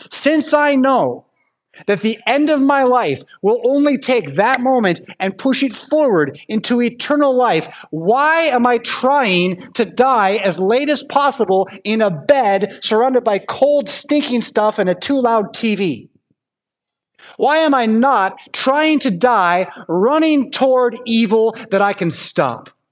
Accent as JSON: {"language": "English", "country": "United States", "said": "as an American"}